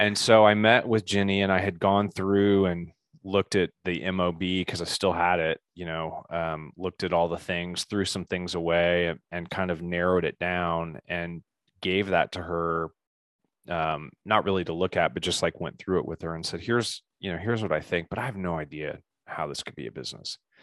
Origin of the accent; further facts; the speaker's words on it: Indianapolis, Indiana, United States; also born or lived in Bloomington, Indiana / Colorado; Spent most of my time in Indianapolis, grew up in the same